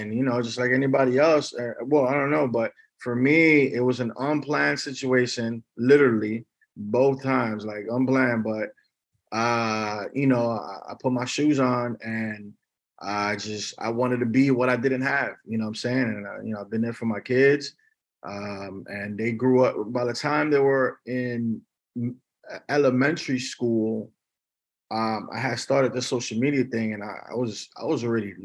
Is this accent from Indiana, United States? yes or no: no; New York, United States; also born or lived in Miami / Davie, Florida; now in Los Angeles, United States; I'm from New York